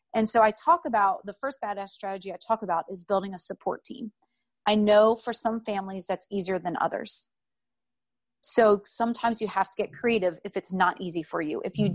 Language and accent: English; outside of Philadelphia, Pennsylvania, United States; moved away as an adult; also born or lived in North Carolina; I grew up outside of Philadelphia